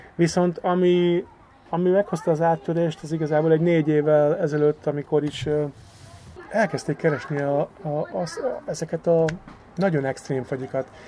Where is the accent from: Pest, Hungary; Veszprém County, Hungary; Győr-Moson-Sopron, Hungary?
Győr-Moson-Sopron, Hungary; Győr; itt nőttem fel, itt töltöttem a gyerekkorom javát